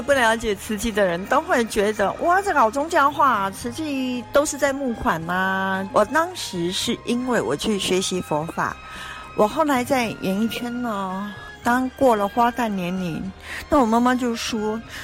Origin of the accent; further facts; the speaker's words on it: southern Taiwan, Taiwan; accent: Taiwanese Mandarin; 因为我南部人，他挑剔我发音不准哦。啊，台湾国语